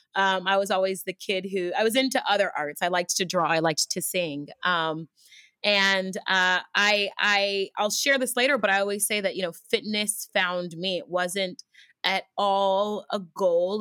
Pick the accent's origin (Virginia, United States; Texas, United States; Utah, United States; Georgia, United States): Texas, United States; Houston; also born or lived in Los Angeles, United States; now in New York, United States; I'm originally from Houston, Texas